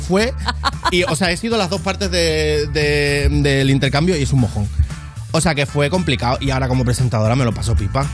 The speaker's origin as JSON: {"language": "Spanish", "town": "Cádiz", "region": "Andalusia", "country": "Spain", "said": "yo soy de Cádiz"}